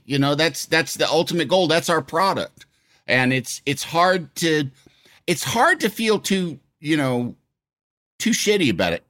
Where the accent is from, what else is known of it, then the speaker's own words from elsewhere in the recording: Yorkville, Illinois, United States; I'm from Illinois. I'm from middle of northern Illinois, a town called Yorkville, kind of straight west of Chicago.